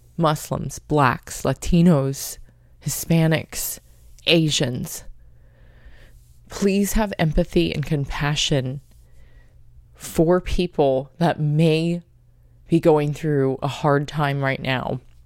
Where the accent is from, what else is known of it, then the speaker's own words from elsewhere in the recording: United States; I'm half Japanese, half Polish American, and at that, I'm American.